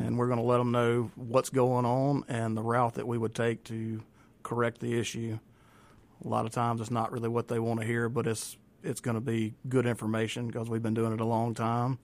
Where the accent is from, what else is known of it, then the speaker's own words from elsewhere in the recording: Raymond, Mississippi, United States; I am from Raymond. Okay. Been in Raymond all my life